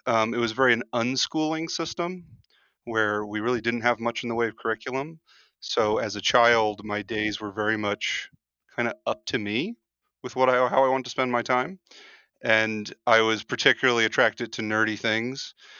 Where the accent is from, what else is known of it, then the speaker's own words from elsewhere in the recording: Los Angeles, California, United States; growing up in Los Angeles